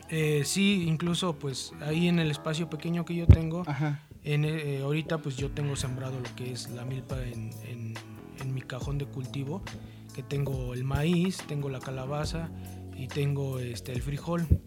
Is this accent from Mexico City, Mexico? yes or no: yes; Mexico City, Mexico; Soy de Iztapalapa, pero para el mundo